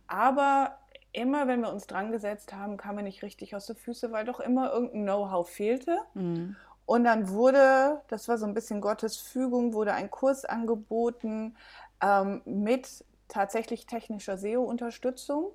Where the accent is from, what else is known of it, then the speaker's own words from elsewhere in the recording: Belgium; also born or lived in Germany; now in Mojácar, Spain; Ich bin in Deutschland geboren, in Belgien aufgewachsen, bin dann ein bisschen durch Europa gereist